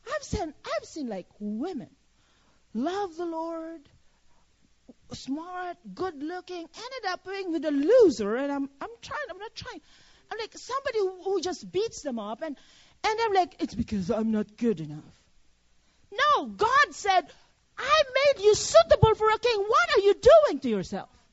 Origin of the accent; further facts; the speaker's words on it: Philippines; now in United States; I'm a Filipino citizen